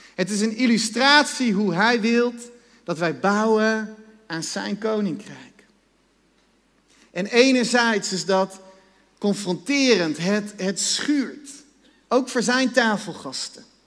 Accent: Netherlands; wij als Nederlanders

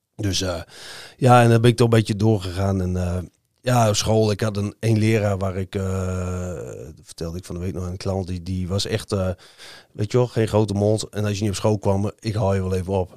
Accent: Hoogkerk, Groningen, Netherlands; also born or lived in Eenrum; ik ben in Hoogkerk opgegroeid

